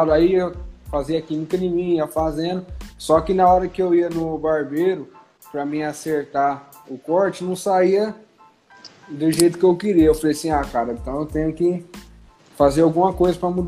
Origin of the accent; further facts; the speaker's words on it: Nova Independência, São Paulo, Brazil; eu tenho 19 anos, eu sou aqui de Nova Independência.